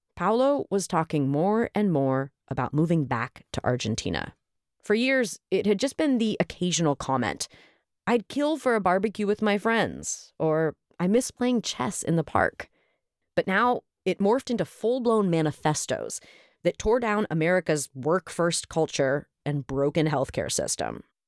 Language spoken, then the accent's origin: English; Oakland, California, United States; my hometown of Oakland, California